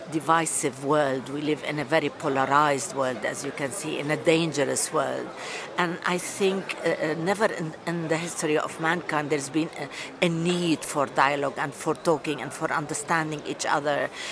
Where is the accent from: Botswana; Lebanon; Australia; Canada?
Lebanon; now in United Kingdom; I'm Lebanese British. I've been living in the UK for 42 years.